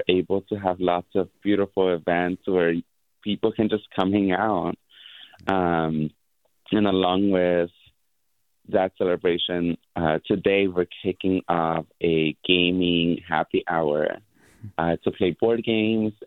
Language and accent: English; San Francisco, California, United States; growing up in San Francisco